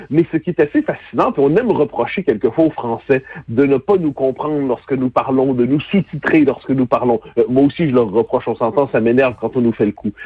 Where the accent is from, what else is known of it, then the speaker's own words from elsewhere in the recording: Quebec, Canada; notre accent, non pas nos propres mots